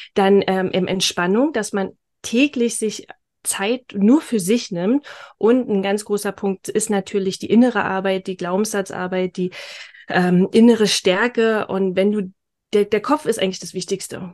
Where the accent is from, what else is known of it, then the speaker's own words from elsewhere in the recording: Berlin, Germany; accent: Berlin dialect; komme aus, äh, aus Berlin. Jetzt wohnen wir zwar im Norden von Berlin, ähm, aber ursprung, ursprünglich Berlinerin, also äh, verzeiht mir mein Akzent, mein Dialekt